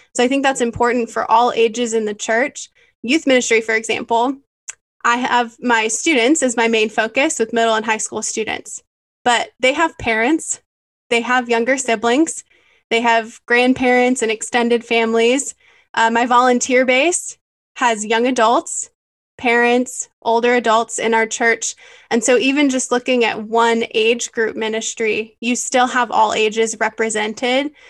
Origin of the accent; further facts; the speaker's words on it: Michigan, United States; moved away as an adult; now in San Antonio, United States; I have been in San Antonio for about five years now, but I grew up in Michigan. I'm a Michigander at heart.